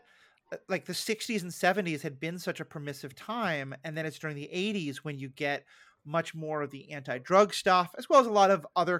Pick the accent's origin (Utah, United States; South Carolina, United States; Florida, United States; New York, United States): New York, United States; New York City; growing up in New York City